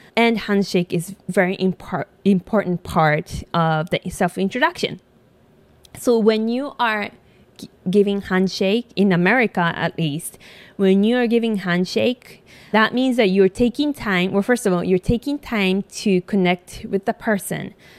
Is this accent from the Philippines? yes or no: no; Japan; English is a second language; moved away as an adult; now in United States; I was born and raised in Japan.